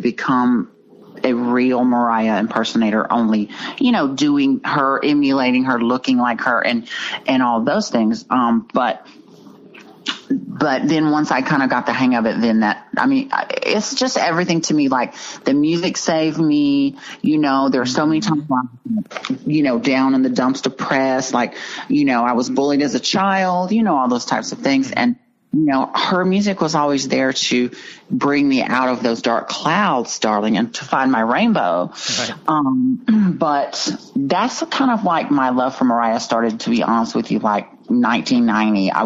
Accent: Dallas, Texas, United States; I'm from Dallas, Texas

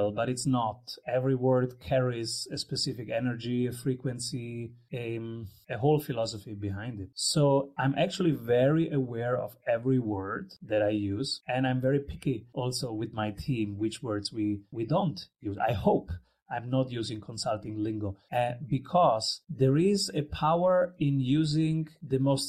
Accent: Rome, Lazio, Italy; I was born in Rome.

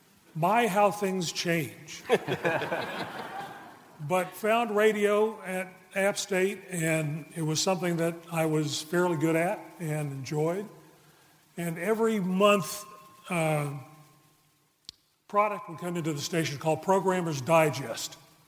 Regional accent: Charlotte, North Carolina, United States; born or raised there

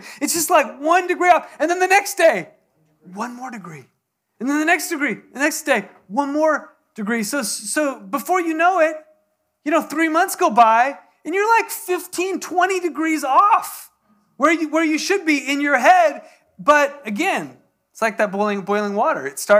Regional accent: San Diego, California, United States; now in Texas, United States; Even though it's Texas, I'm from San Diego, so didn't have a gun.

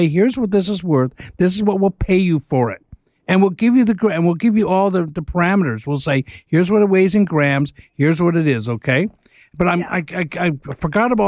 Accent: Etobicoke, Ontario, Canada; my hometown of Etobicoke

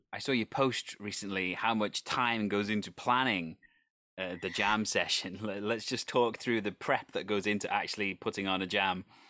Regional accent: Wales, United Kingdom; I come from a country that has its own language. I, I am Welsh

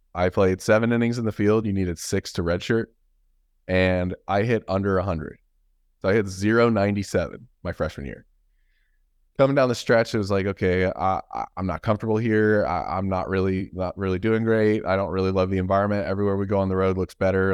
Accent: Atlanta, Georgia, United States; moved away as an adult; also born or lived in Florida / Mississippi; I had some friends that I grew up with in Atlanta

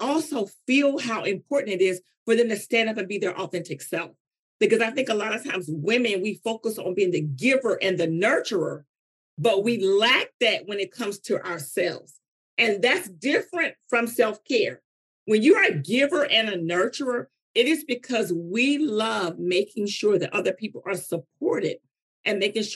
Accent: North Carolina, United States; I'm from North Carolina

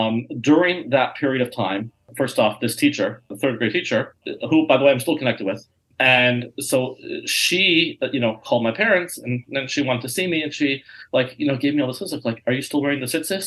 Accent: Colorado, United States; I grew up in Colorado, and we'd drive to Nebraska or Las Vegas or whatever. And my parents would sit in the back, and we'd sit on the seating area and have Shabbos meal. And we'd make Kiddush going down the highway.

